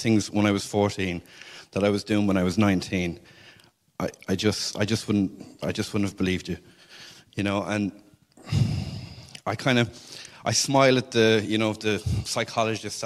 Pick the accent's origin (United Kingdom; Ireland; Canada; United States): Ireland; Cork, Munster; I'm from Cork, and I was raised in a Catholic house